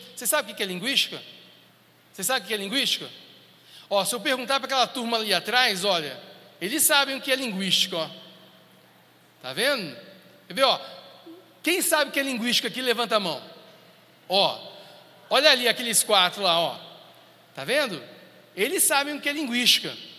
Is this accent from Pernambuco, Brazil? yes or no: no; Brasília, Federal District, Brazil; eu sou de Brasília